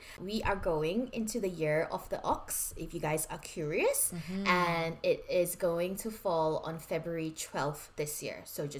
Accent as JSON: {"language": "English", "country": "Malaysia", "said": "I am Malaysian Chinese."}